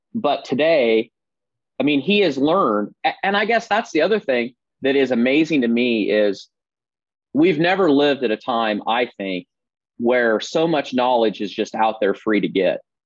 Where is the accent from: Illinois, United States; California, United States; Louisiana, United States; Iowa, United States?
Iowa, United States; Southeast; I grew up in Southeast Iowa, as you said, uh, born and raised